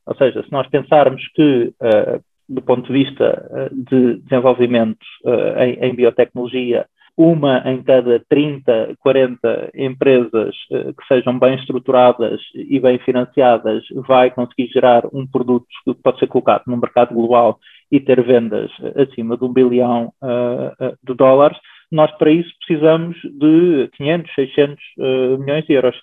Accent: Lisbon, Portugal; nascido e criado em Lisboa

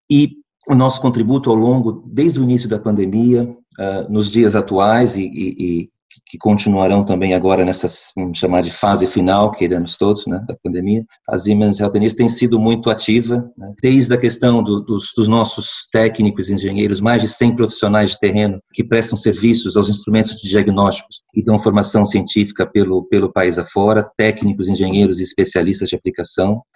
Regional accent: interior of São Paulo, Brazil; moved away as an adult; also born or lived in Brasília, Brazil / United States / Lisbon, Portugal; now in Porto, Portugal; nasci em Brasília, Brasil, uh, mas cresci no interior de São Paulo

